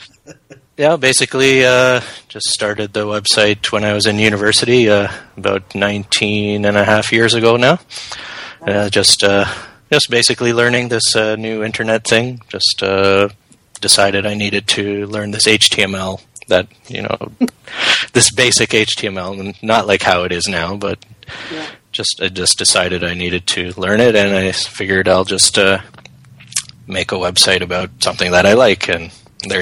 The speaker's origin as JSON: {"language": "English", "country": "Canada", "said": "I'm a Canadian"}